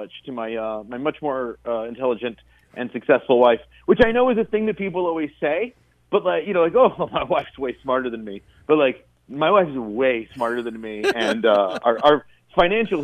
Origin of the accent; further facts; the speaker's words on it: Paducah, Kentucky, United States; also born or lived in Chicago / Southern Illinois; now in Twin Cities, United States; I'm actually from Paducah, Kentucky, originally